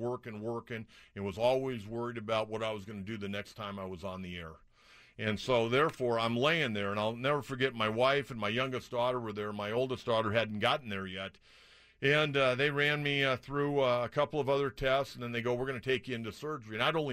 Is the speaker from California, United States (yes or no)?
yes; San Diego, California, United States; when we were kids growing up in San Diego